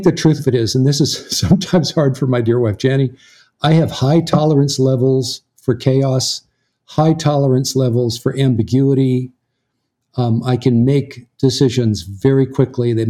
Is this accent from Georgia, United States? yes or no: no; Southern California, United States; moved away as an adult; also born or lived in American South; you and I grew up out in Southern California